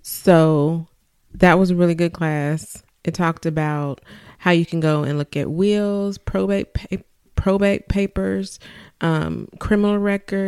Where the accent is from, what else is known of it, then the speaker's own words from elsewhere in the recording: Arkansas, United States; I said I was from Arkansas